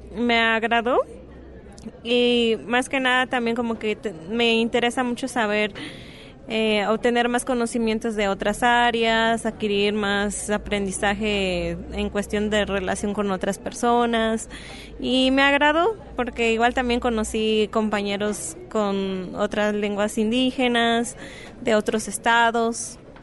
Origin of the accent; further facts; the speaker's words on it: Guerrero, Mexico; now in Guadalajara, Mexico; vengo del estado de Guerrero, pertenezco al pueblo indígena Tlapaneco